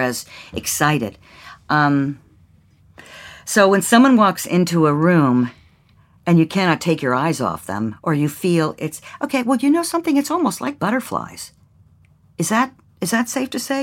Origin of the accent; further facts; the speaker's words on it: Mount Lebanon, Pennsylvania, United States; moved away; I grew up in Mount Lebanon in Pen, uh, right outside of Pittsburgh, Pennsylvania